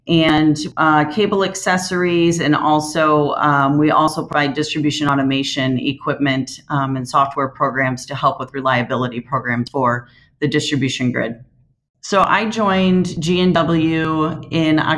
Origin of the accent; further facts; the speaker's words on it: Moline, Illinois, United States; that was my hometown